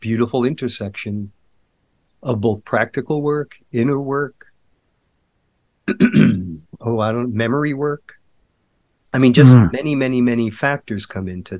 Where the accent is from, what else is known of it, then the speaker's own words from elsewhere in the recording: Mount Vernon, New York, United States; I'm from actually Mount Vernon, New York